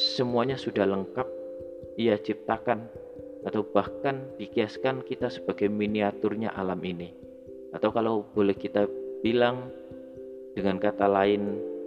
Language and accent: Indonesian; Java, Indonesia; saya terlahir sebagai orang Jawa di Indonesia